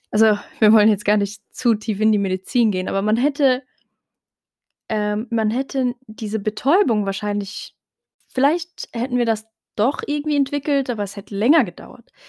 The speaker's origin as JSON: {"language": "German", "country": "Morocco", "first_language": "Tarifit", "second_language": "German", "said": "Und das Gleiche gilt eben auch für meine Muttersprache, also Tarifit, hm, was eben eine Tamazir, also eine Untergruppe der Tamazirt-Sprachen generell ist."}